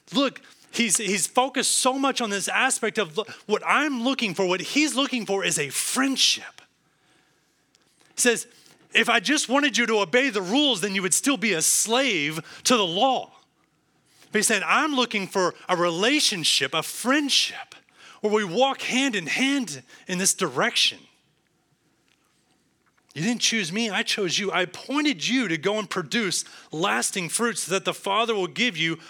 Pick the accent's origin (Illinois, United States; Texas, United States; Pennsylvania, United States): Texas, United States; also born or lived in Cincinnati; I am a Texan, tried and true.